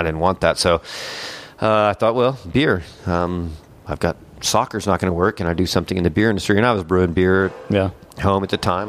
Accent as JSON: {"language": "English", "town": "El Paso", "region": "Texas", "country": "United States", "tie": "born or raised there", "also_born_or_lived": "Lubbock, Texas", "moved": "as an adult", "lives_now": "Dallas, United States", "said": "I'm originally from El Paso, Texas"}